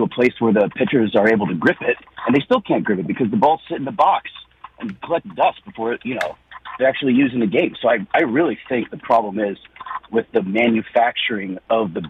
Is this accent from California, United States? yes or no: yes; Los Angeles, California, United States; now in Philadelphia, United States; I was born and raised in Los Angeles